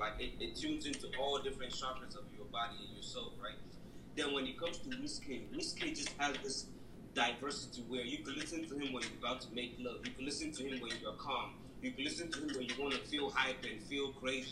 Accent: Belize; moved away; I'm from Belize, because I grew up in Belize

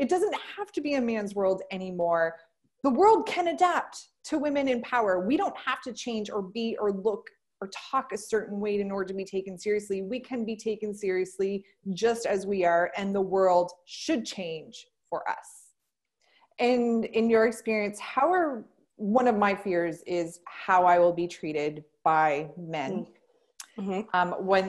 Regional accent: Canada; I'm not American, I am Canadian.

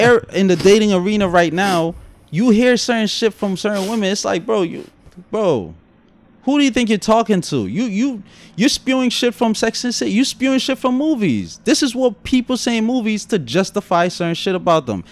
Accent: New York City, New York, United States; accent: Brooklyn; Guyanese; also born or lived in Guyana; my Guyanese accent, my Brooklyn accent

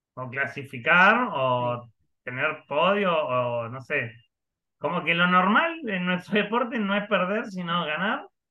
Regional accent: Río Negro, Argentina

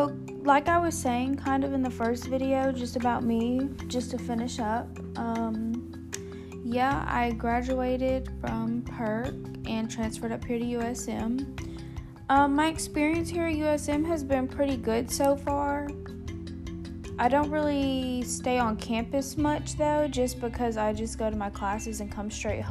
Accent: Long Beach, Mississippi, United States; also born or lived in Wiggins, Mississippi; now in Hattiesburg, United States; I'm originally from Long Beach, Mississippi, but I moved to Wiggins in 2008 whenever my mom remarried

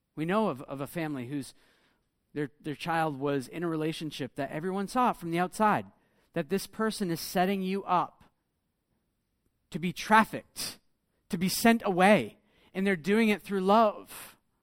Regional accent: United States; moved away; I come from America

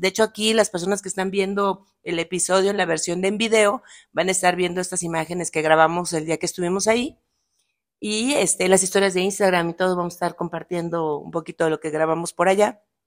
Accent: Tabasco, Mexico; moved away; es de mi tierra

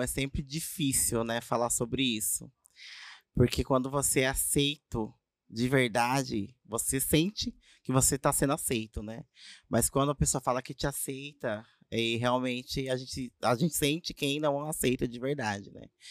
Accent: Avaré, São Paulo, Brazil; Sou de Avaré, nasci aqui mesmo

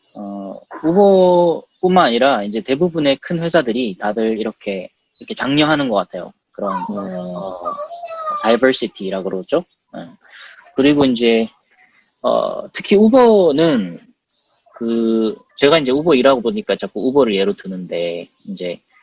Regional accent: South Korea; moved away as an adult; now in United States; 저는 이제 한국에서 태어났고 한국에서 공부했고 그냥 정말 직장만 한국에 잡은 케이스인데

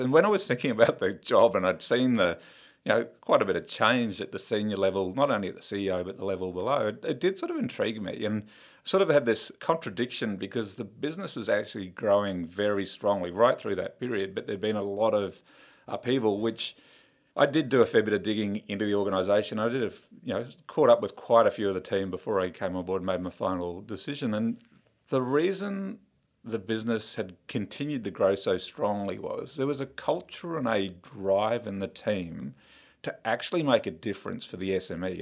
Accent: Queensland, Australia; I'm a Queenslander through and through

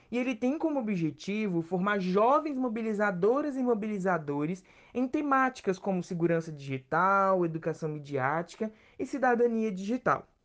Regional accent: Minas Gerais, Brazil; born there; tenho 20 anos, moro no estado do Espírito Santo, mas nasci em Minas Gerais. Então tem dias que eu estou mais capixaba do que mineiro

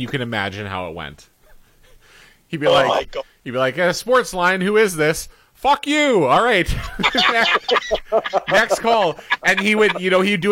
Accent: Winnipeg, Manitoba, Canada; I was born on Taché Avenue

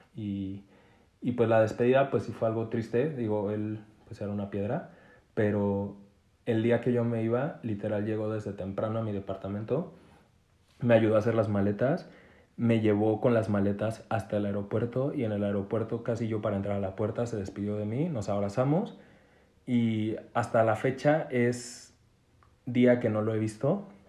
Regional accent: Mexico; soy mexicano

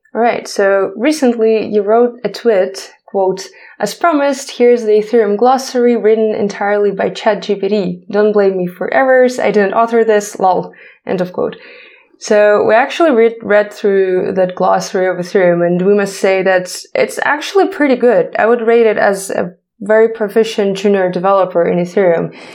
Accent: Ukraine; English is a second language; we're from Ukraine

